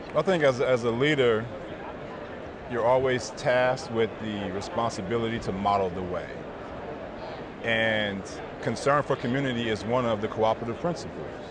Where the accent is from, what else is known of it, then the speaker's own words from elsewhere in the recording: Inglewood, California, United States; moved away as an adult; also born or lived in Pennsylvania; grew up in Inglewood, California